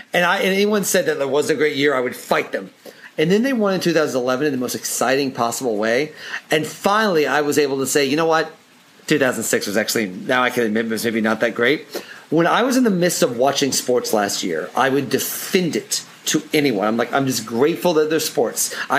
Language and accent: English; Midwest, United States; I'm a Midwesterner.